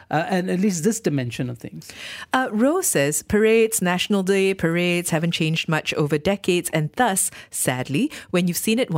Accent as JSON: {"language": "English", "country": "Malaysia", "said": "It's there that you really realize that truly I am a Malaysian and I love my country."}